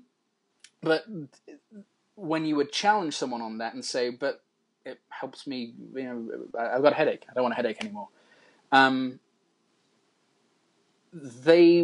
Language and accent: English; Birmingham, West Midlands, United Kingdom; I grew up in Moseley in Birmingham